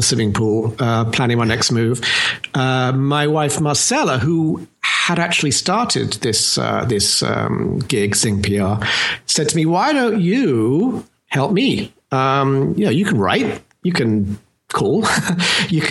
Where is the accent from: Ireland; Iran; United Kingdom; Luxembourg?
United Kingdom; London; accent: British; now in United States; I am in fact from London, as you may have correctly surmised. But I've been actually living here in the US since 86